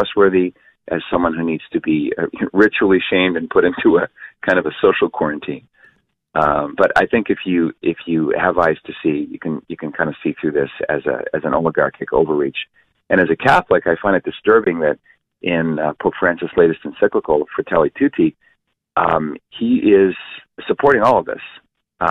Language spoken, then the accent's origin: English; Canada; moved away as an adult; now in United States; I'm a Canadian, Dave. I'm living in this great country since 1994